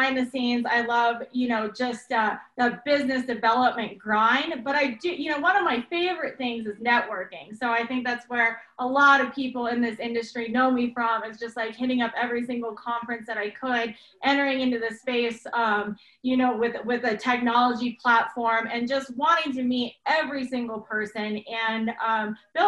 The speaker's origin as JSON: {"language": "English", "town": "Breckenridge", "region": "Colorado", "country": "United States", "tie": "born or raised there", "said": "I grew up in Breckenridge, Colorado."}